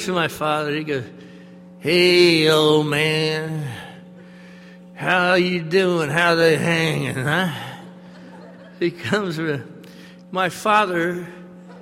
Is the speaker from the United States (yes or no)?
yes; the South, United States; the South I was raised in, the mean South I was raised